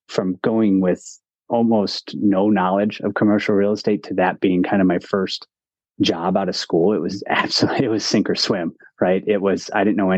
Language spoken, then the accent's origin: English; Cleveland, Ohio, United States; moved away as an adult; also born or lived in Ann Arbor, Michigan; I'm originally from Cleveland, Ohio